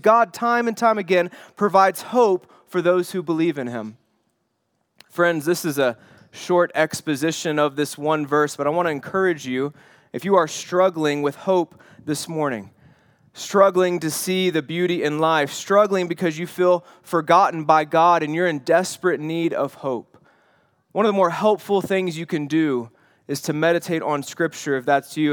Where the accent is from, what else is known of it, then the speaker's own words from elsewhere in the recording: the Bible Belt, United States; my childhood was growing up in the Bible Belt